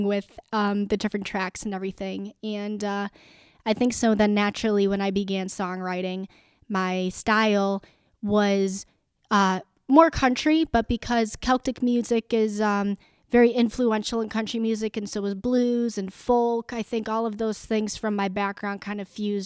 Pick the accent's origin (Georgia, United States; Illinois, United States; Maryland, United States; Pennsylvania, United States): Illinois, United States; Rockford; I am initially from Rockford, Illinois, so not too far from here in DeKalb